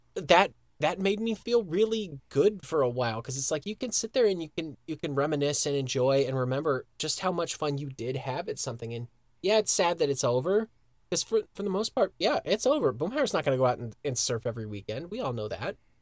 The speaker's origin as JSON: {"language": "English", "town": "Broomfield", "region": "Colorado", "country": "United States", "tie": "born or raised there"}